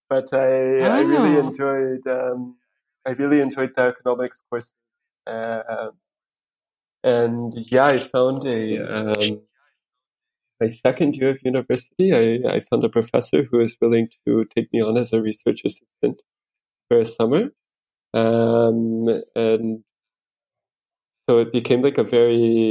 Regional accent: United States; moved away as an adult; also born or lived in Spain / Rwanda / Netherlands / Kenya; now in Nairobi, Kenya; I'm from the United States. I lived there until I was about 22.

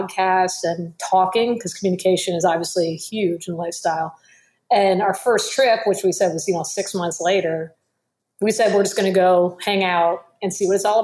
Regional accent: Miami, Florida, United States; moved away; I'm originally from Miami

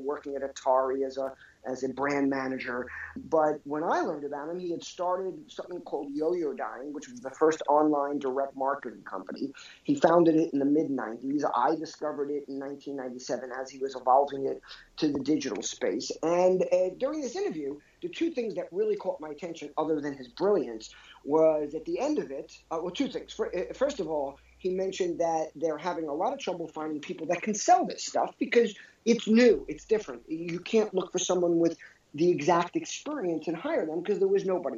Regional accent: New York, United States; I grew up in New York

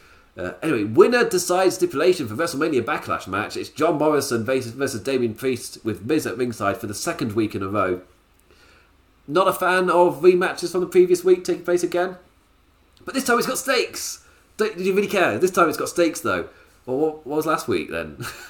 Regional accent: England, United Kingdom; Maybe it's because I'm English

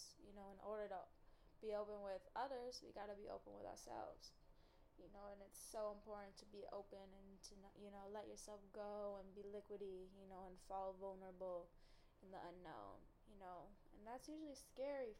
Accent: Chicago, Illinois, United States; I'm from Chicago

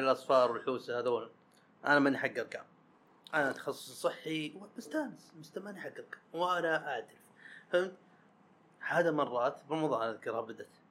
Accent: Saudi Arabia; حنا السعوديين

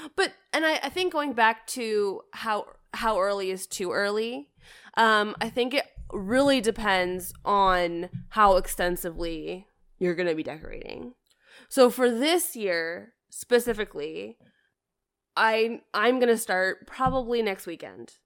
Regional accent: Canada; moved away; I grew up in Canada

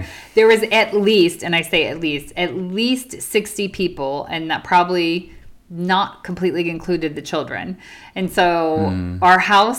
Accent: United States; now in United Kingdom; as an American to celebrate Thanksgiving in a different country. Specifically, we are in the United Kingdom.

